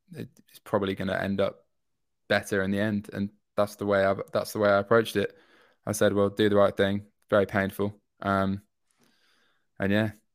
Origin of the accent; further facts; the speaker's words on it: York, Yorkshire and the Humber, United Kingdom; moved away as an adult; now in London, United Kingdom; I'm from York up north